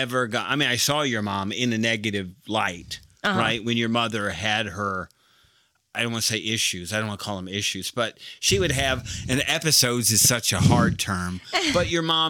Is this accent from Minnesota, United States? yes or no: no; Monroe, Michigan, United States; born or raised there; moved away as an adult; now in Dallas, United States